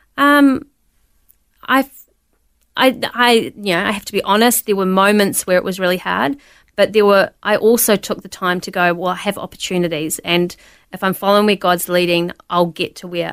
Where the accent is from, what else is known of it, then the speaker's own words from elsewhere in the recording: New Zealand; I was born in New Zealand